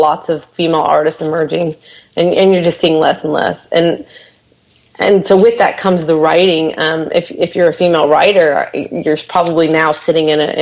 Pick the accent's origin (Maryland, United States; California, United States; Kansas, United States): Kansas, United States; now in Nashville, United States; I am originally from Kansas